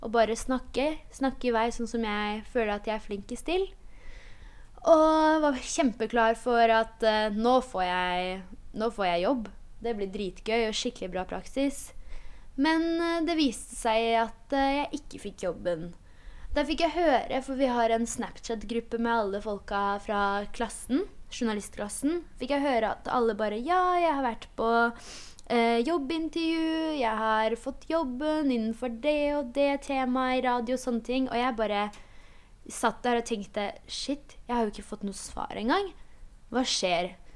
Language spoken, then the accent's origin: Norwegian; Hønefoss, Buskerud, Norway; Norwegian is a second language; moved away as an adult; also born or lived in Poland; now in Oslo, Norway; Jeg har jo bodd i Hønefoss siden jeg var ti år. Det var da jeg flytta dit fra Polen.